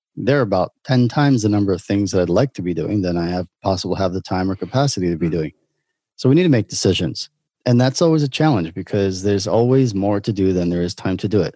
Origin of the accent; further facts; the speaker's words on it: New York City, New York, United States; moved away as an adult; now in Israel; I grew up in in Brooklyn, New York.